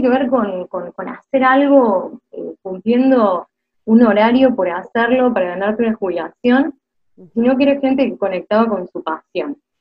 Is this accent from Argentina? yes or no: yes; Córdoba, Argentina; accent: tonada cordobesa; soy cordobesa, que la tonada es algo que nos acompaña desde la cuna.